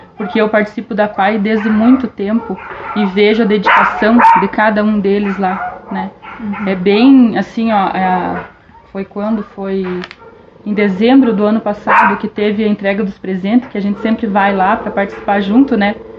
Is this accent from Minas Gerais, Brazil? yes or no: no; Dourados, Mato Grosso do Sul, Brazil; moved away; Em 89, quando nós viemos embora do Mato Grosso do Sul. Nós somos naturais do, de Dourados, do Mato Grosso do Sul